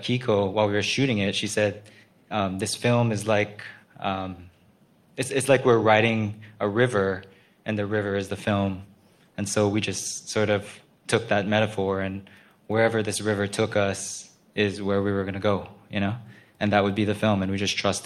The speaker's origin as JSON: {"language": "English", "town": "Honolulu", "region": "Hawaii", "country": "United States", "tie": "born or raised there", "said": "I'm from Honolulu"}